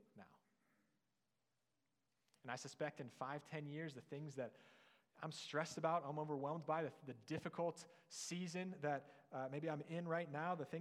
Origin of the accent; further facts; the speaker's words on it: near Canton, Ohio, United States; moved away; I was on co-op back home in my hometown near Canton, Ohio